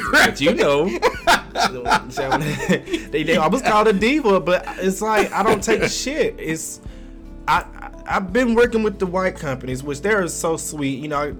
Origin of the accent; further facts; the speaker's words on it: the South, United States; I'm from the South, and if you don't speak to me, I'm not gonna speak to you.